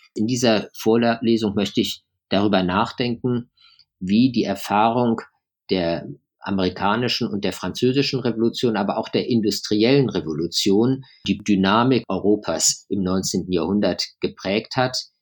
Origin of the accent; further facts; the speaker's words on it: Germany; moved away as an adult; now in London, United Kingdom; Ich bin in, in Deutschland aufgewachsen, habe aber einen großen Teil meines Lebens eben im Ausland verbracht. Ich habe Deutschland neunzehnhundertneunzig verlassen